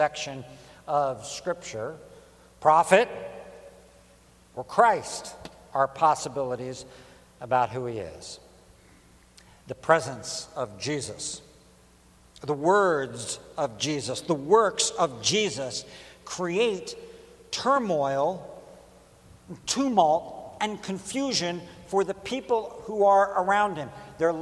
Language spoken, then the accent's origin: English; Baltimore, Maryland, United States; now in Philadelphia, United States; I'm from Baltimore